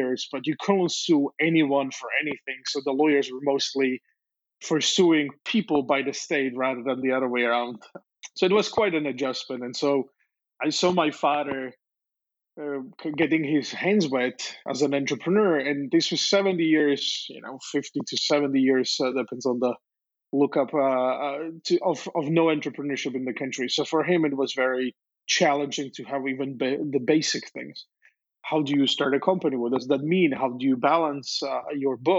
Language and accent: English; Slovakia; moved away; I was born in Czechoslovakia, which was a communist friend's country